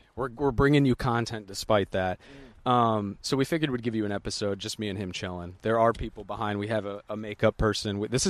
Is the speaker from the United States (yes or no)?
yes; United States; As an American